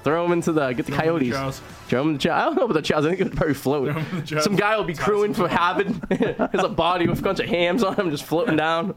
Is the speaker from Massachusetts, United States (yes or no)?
yes; Revere, Massachusetts, United States; I'm from Revere. If you know anything about Revere, it's danger.